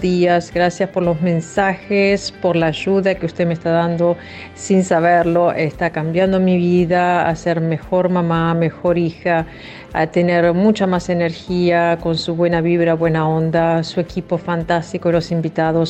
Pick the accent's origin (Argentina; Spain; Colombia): Argentina; now in Montreal, Canada; soy argentina, vivo en Montreal hace mucho tiempo